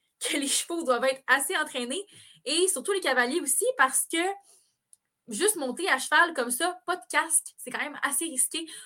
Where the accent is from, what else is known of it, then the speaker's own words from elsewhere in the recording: Quebec, Canada; On peut pas arriver de même en tant que Québécois et décider mm. d'apprendre ce sport-là comme ça.